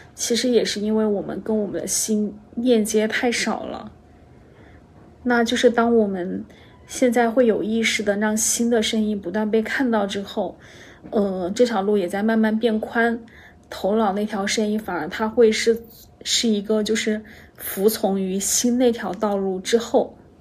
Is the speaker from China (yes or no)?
yes; China; 我们中国人可能从小就接受